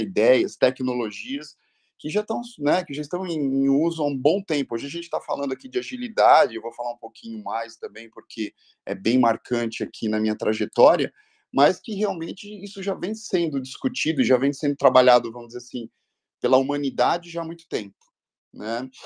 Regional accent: ABC region, São Paulo, Brazil; Eu sou oriundo aqui da região do, do ABC

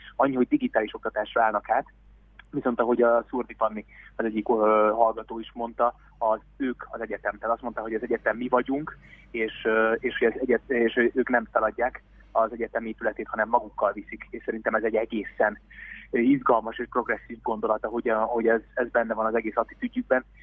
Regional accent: Veszprém, Veszprém County, Hungary; mikor Veszprémben édesapámmal kint voltunk, és a hugommal kosarazni egy lakótelepen mellettünk a görkor és deszkapályán szólt a hip-hop 024 órában. Mi ebben nőttünk föl

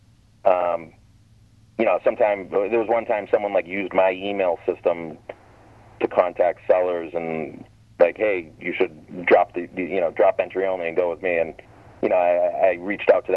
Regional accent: Massachusetts, United States; I'm from Massachusetts

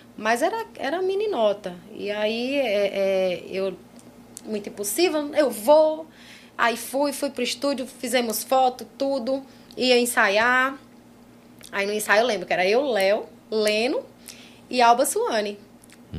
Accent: Petrolina, Pernambuco, Brazil; also born or lived in João Pessoa; Petrolina, que é a minha cidade natal

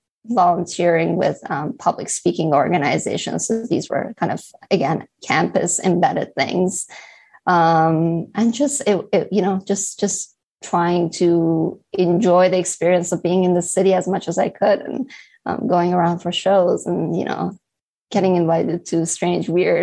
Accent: Halifax, Nova Scotia, Canada; when I was in Halifax, so I was raised in Halifax, Nova Scotia, I never had the chance to kind of get involved in Model

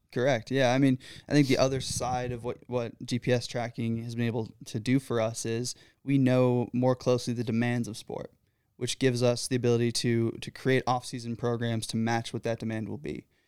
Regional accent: Michigan, United States; moved away as an adult; now in Pennsylvania, United States; I'm originally from Michigan.

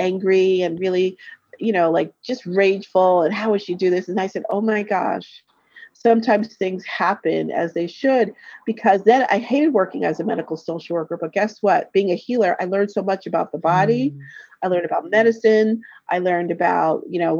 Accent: Connecticut, United States; moved away; also born or lived in Brooklyn, New York / New York; I grew up in Connecticut, but I was born in Brooklyn. So I lived in New York for 10 years

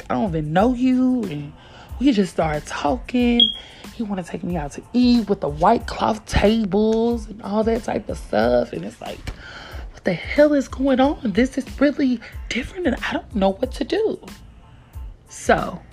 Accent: Tennessee, United States; moved away as an adult; also born or lived in Kansas; I'm from Tennessee, they're from Kansas, and from other states, but you know, I'm from the South.

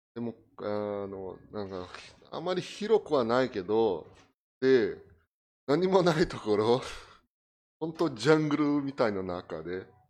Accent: Brazil; Japanese is a second language; moved away as an adult; now in Japan; 私はあのブラジルに生まれた、うん、1974

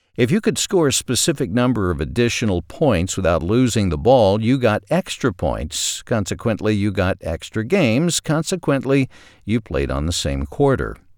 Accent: Ashdown, Arkansas, United States; My hometown of Ashdown, Arkansas had Walmart number seventeen.

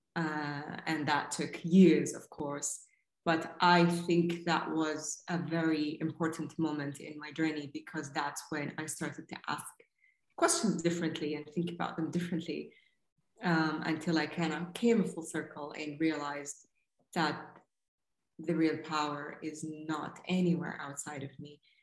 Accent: Saudi Arabia; growing up in Saudi in the mid 80s and uh, 90s

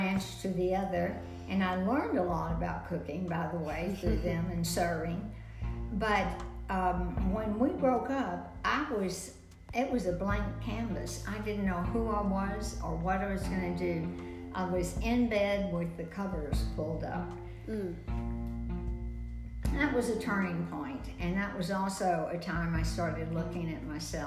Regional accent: Texas, United States; accent: Texas; moved away as an adult; also born or lived in South Bend, Indiana; a Texas accent

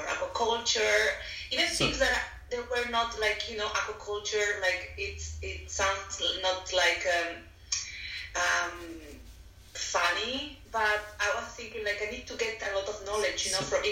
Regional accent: Valencia, Valencian Community, Spain; English is a second language; moved away as an adult; also born or lived in Barcelona, Spain / Netherlands; now in Sydney, Australia; I'm from Spain, from Valencia. And at the moment, I am based in Sydney, Australia

